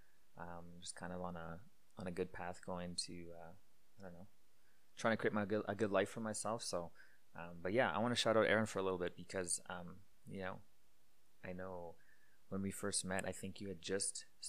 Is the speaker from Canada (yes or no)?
yes; Winkler, Manitoba, Canada; moved away as an adult; also born or lived in Iowa, United States; now in Calgary, Canada; I moved back to Manitoba in Canada here, right when I graduated high school, like literally the week of after I graduated high school. I basically moved back to Winkler, back to my hometown